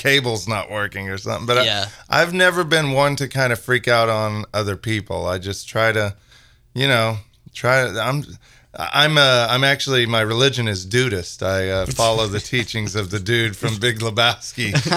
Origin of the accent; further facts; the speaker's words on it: Kansas, United States; in the early 90s, growing up in Kansas